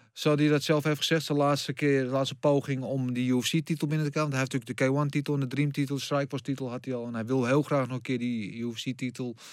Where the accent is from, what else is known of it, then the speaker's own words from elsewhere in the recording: Netherlands; als Nederlanders zijnde